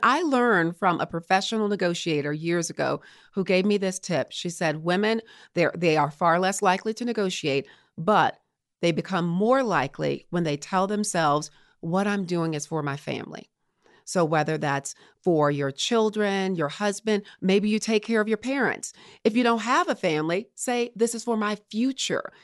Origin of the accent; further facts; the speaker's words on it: Baton Rouge, Louisiana, United States; moved away as an adult; also born or lived in Morgan City, Louisiana / Colorado Springs, Colorado / Richmond, Virginia; I'm from Baton Rouge, Louisiana, Southern girl